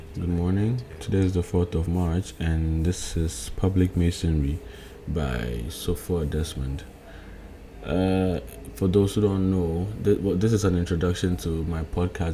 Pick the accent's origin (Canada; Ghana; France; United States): Ghana; I'm coming from, I'm in Ghana currently, I'm a Ghanaian.